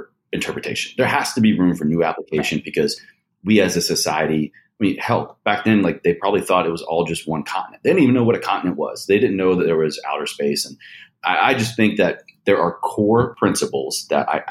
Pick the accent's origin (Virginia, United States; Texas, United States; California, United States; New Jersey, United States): Virginia, United States; Roanoke; Shout out Roanoke, Virginia